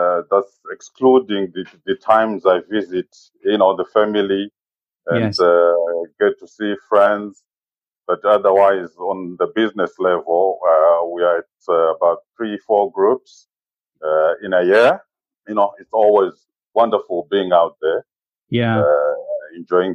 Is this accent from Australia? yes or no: no; Zimbabwe; moved away as an adult; now in United Kingdom; Growing up in Zimbabwe